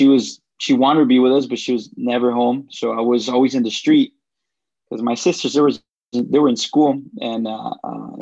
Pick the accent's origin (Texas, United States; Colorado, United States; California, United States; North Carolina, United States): California, United States; Los Angeles; also born or lived in Jalisco, Mexico; I was eight when I came to the U.S. And then that's when I lived in L.A. So I grew up in West L.A.